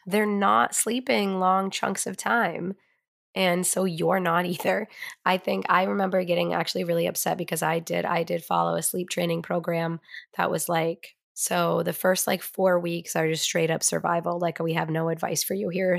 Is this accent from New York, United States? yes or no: no; Vermont, United States; Growing up in Vermont